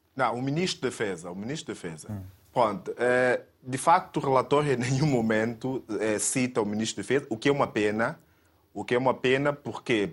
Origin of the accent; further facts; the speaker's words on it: São Tomé & Príncipe; eu sou santomense, sempre estive aqui